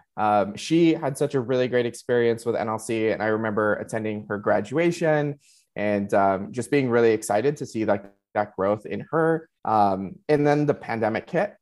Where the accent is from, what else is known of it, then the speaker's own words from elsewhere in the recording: Laredo, Texas, United States; moved away as an adult; now in San Antonio, United States; I originally was um, born and raised in Laredo and surrounding communities